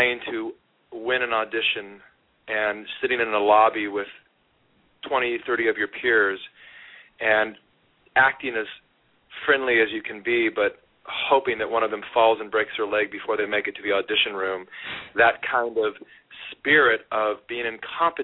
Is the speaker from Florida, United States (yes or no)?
no; Sacramento, California, United States; moved away as an adult; also born or lived in Hollywood; came to Hollywood from my hometown of Sacramento